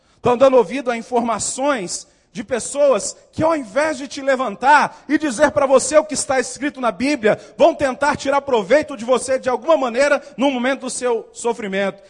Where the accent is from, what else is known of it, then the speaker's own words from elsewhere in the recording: Northeast Region, Brazil; moved away as an adult; also born or lived in South Region, Brazil; Até que saí do Nordeste, fui para o Sul.